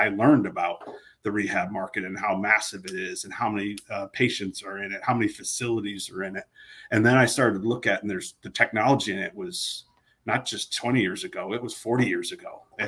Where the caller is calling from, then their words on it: Austin, Texas, United States; We're in Austin, Texas. That's where Harmonic is located. So I'm right here in lovely Austin, Texas.